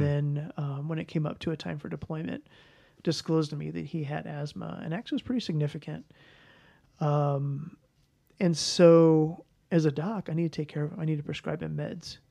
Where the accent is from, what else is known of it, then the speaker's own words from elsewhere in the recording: St. Louis, Missouri, United States; moved away as an adult; also born or lived in Kansas City / Kansas; I was raised in Saint Louis